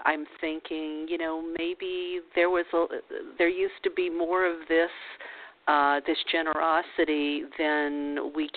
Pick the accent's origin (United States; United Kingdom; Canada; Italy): United States; New Orleans, Louisiana; I grew up in New Orleans